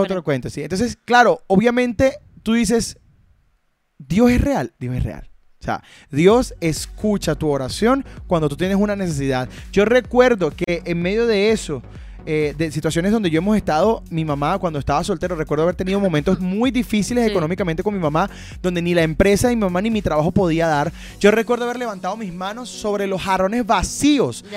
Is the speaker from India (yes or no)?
no; Venezuela; moved away as an adult; lo que nosotros como venezolanos vivimos